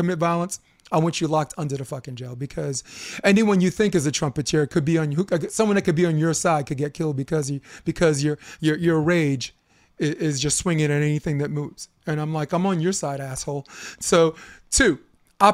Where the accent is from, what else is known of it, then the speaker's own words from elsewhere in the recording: New York City, New York, United States; moved away as an adult; also born or lived in Coney Island, Brooklyn / Harlem; now in Hermosa Beach, United States; I grew up on Flatbush as someone who's biracial